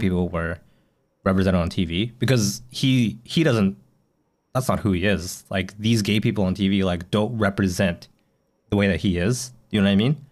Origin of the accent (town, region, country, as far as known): Canada; now in Japan